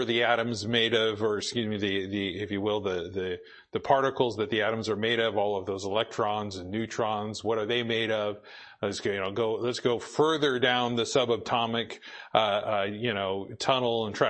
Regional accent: Boise, Idaho, United States; moved away; I grew up in Boise

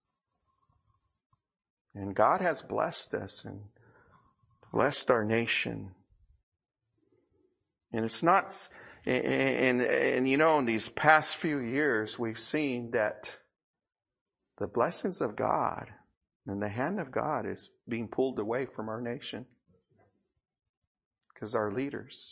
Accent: United States; here in America

